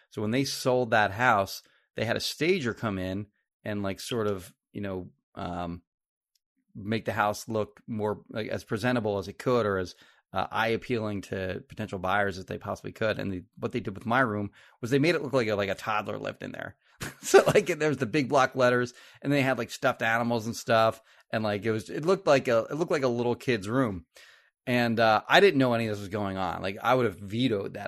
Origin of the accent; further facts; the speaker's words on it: Marlton, New Jersey, United States; I grew up in Marlton and, uh, my parents sold their house in Marlton